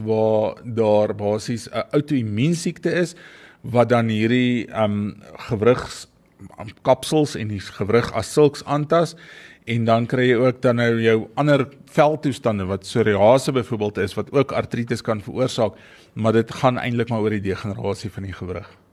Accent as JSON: {"language": "Afrikaans", "country": "South Africa", "said": "ons as Suid-Afrikaners"}